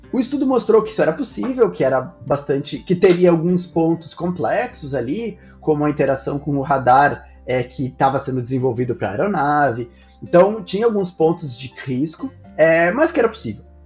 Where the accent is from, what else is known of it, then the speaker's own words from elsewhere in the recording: Brazil; Ah, sim, eu passei o meu passaporte, o negócio leu que eu sou brasileiro e falou comigo em português.